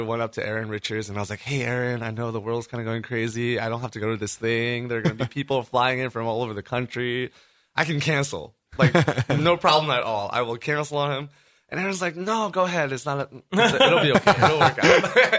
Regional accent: New York, United States; moved away; also born or lived in rural Ohio; I grew up in New York from an immigrant family. My family's from Taiwan.

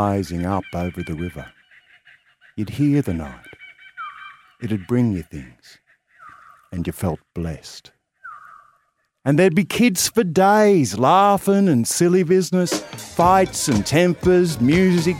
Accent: Albury, New South Wales, Australia; I'm from Albury on the Murray

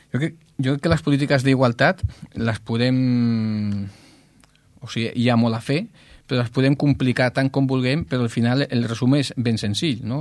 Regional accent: Ripollet, Catalonia, Spain; el poble on vas néixer doncs, s'està doncs, transformant

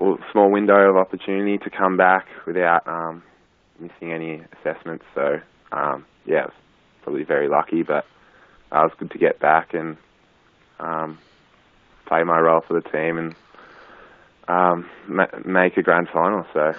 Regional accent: Wangaratta, Victoria, Australia; also born or lived in Melbourne; So I grew up in Wangaratta. Went to school here. So pretty much spent most of my life here.

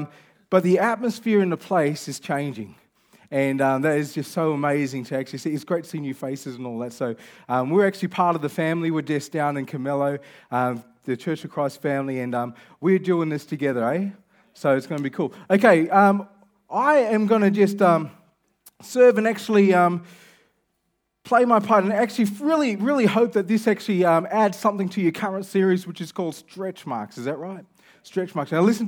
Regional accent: Kelmscott, Western Australia, Australia; You know I'm from Kelmscott, so I'm not like that familiar with Elevate.

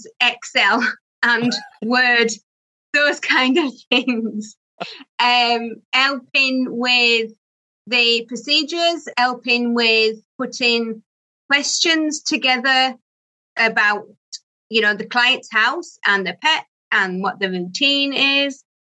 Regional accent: Barnsley, Yorkshire and the Humber, United Kingdom; accent: Barnsley; also born or lived in Doncaster; born in Barnsley. So that's where my accent comes from.

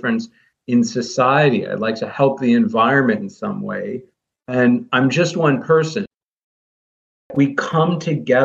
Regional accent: Midwest, United States; I grew up in the Midwest.

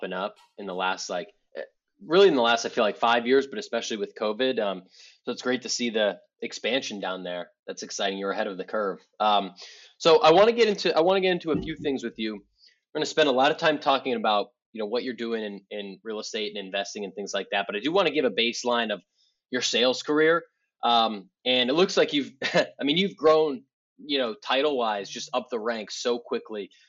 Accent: Boston, Massachusetts, United States; I'm a Boston guy

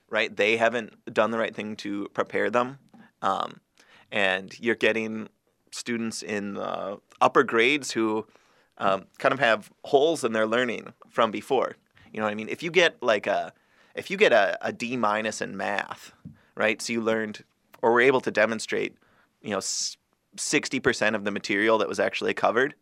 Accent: Greater Minnesota, United States; the Democrats from like my hometown, mm-hmm. right, it was basically um, the teachers and some of the farmers

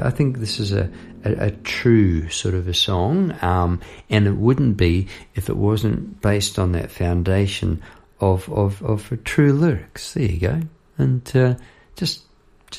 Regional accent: Palmerston North, Manawatū-Whanganui, New Zealand; moved away; also born or lived in Victoria, Australia; It flows past Palmerston North, which is where I grew up in New Zealand

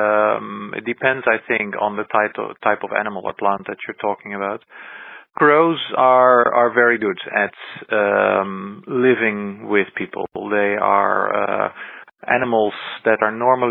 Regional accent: Netherlands; my home country, in the Netherlands

